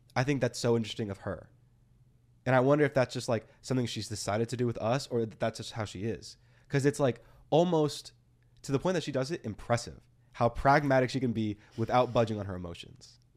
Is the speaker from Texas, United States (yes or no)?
yes; Texas, United States; also born or lived in Austin, Texas; living in Texas all my life